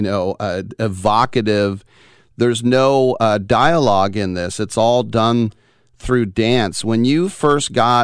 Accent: Oakland, California, United States; I'm an Oakland guy, third generation

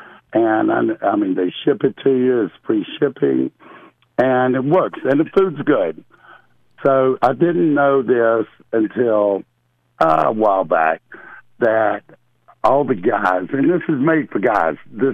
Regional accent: Clemson, South Carolina, United States; I came from Clemson, South Carolina, and Clemson's a small college town here

